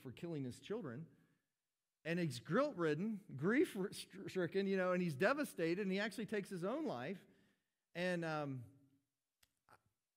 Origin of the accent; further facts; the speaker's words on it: United States; I'm an American